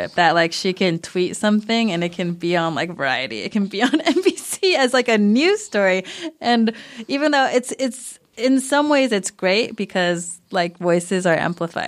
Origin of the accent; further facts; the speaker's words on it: California, United States; I live a fine Asian American life because I grew up in California